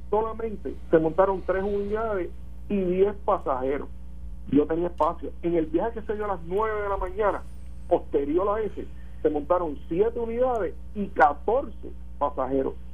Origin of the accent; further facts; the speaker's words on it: Puerto Rico; los puertorriqueños que somos unos y otros